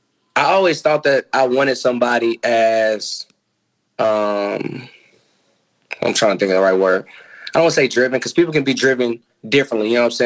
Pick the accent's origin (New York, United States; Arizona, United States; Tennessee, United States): Tennessee, United States; Nashville; I'm from Nashville.